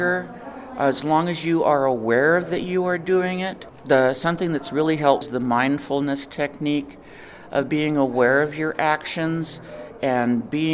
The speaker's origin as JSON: {"language": "English", "town": "McIntosh", "region": "New Mexico", "country": "United States", "said": "I'm from McIntosh. It's east of the East Mountains."}